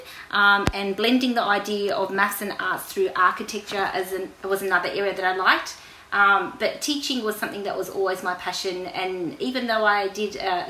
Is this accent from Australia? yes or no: yes; Australia; I was born in Australia